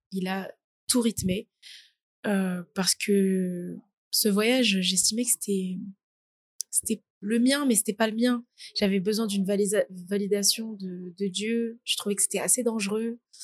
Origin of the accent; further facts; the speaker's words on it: Paris region, Île-de-France, France; also born or lived in French Guiana / Essonne; je suis née en Guyane française, puis je suis venue en France à l'âge de 2 ans et depuis j'habite en, en, région parisienne